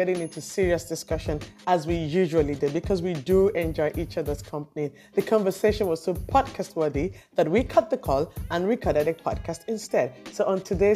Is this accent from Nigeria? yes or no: yes; Nigeria; now in Sweden; I'm Nigerian